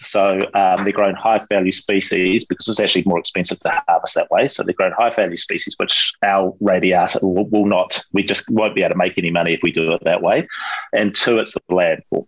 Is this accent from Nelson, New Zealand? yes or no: no; Hawke's Bay, New Zealand; my hometown of, of Hawke's Bay